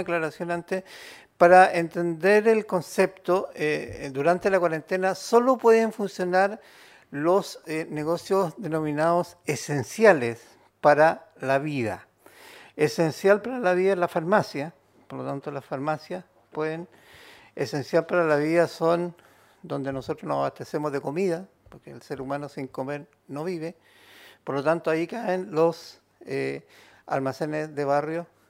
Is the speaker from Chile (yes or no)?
yes; Chile